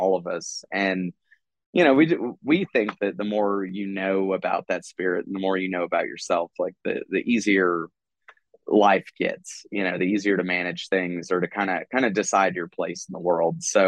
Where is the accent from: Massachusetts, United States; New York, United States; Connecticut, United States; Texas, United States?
Texas, United States; I'm coming from Texas